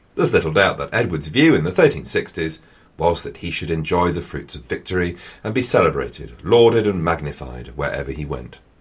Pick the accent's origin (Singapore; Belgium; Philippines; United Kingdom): United Kingdom; England; I am also an Englishman